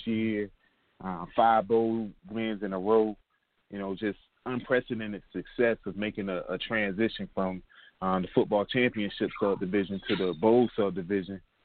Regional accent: Durham, North Carolina, United States; moved away as an adult; also born or lived in Boone, North Carolina / Columbia, South Carolina / Columbus, Ohio; Originally, Durham, North Carolina, or we like to call it the Bull City

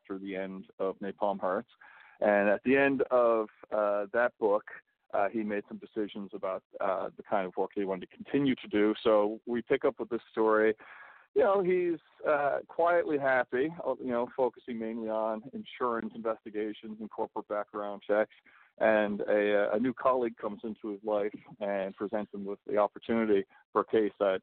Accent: east coast of Canada, Atlantic Canada, Canada; moved away; also born or lived in London; where I grew up on the east coast of Canada

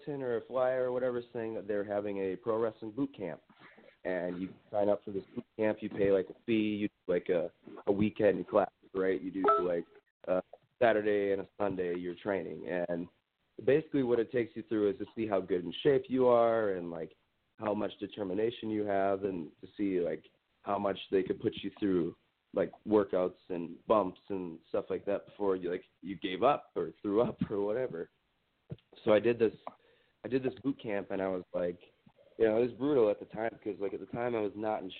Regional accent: Wisconsin, United States; also born or lived in Minnesota; I'm originally from Wisconsin. Growing up, there was nothing here.

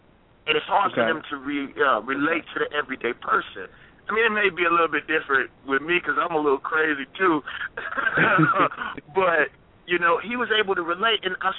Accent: Mississippi, United States; And I'm from Mississippi.

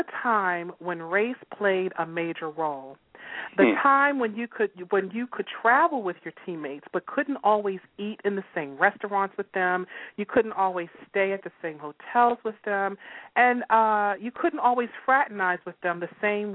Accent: Baltimore, Maryland, United States; we're from Baltimore

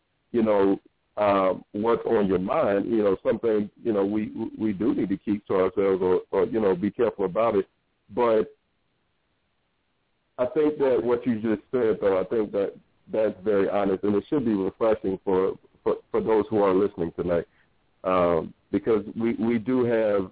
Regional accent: Norfolk, Virginia, United States; moved away as an adult; I grew up in Norfolk, Virginia

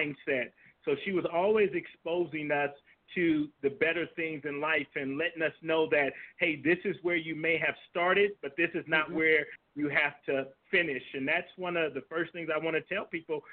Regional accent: Compton, California, United States; moved away as an adult; also born or lived in Germany; I'm originally from Compton, California.

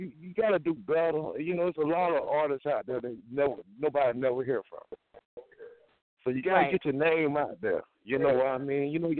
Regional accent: Alabama, United States; now in Akron, United States; we Alabama representatives. I just moved to Ohio

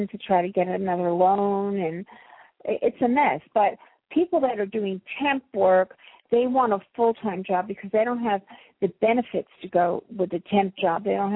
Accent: New Jersey, United States; I'm from Jersey, too.

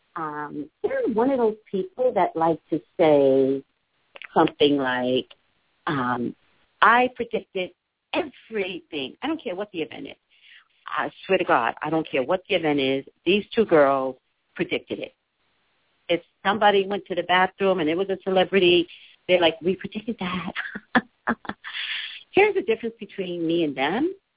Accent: the Valley, California, United States; also born or lived in Los Angeles; I'm from the Valley. I'm from California

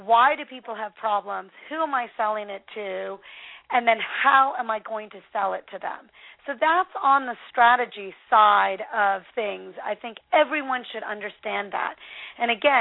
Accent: the Northwest, Pacific Northwest, United States; I'm from the Northwest.

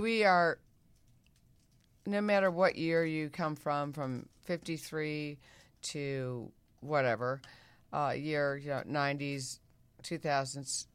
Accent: Midwest, United States; moved away; I'm a girl from the Midwest

